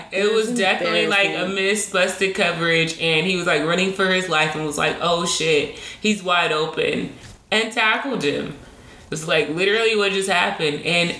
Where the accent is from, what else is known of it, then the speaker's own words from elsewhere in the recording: Charlotte, North Carolina, United States; now in Atlanta, United States; I'm from Charlotte.